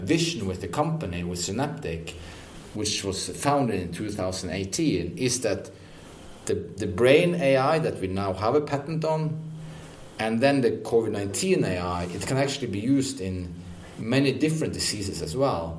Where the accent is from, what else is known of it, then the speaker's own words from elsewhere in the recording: Norway; also born or lived in Odense, Denmark; now in Denmark; I'm from Norway, but I live in Denmark.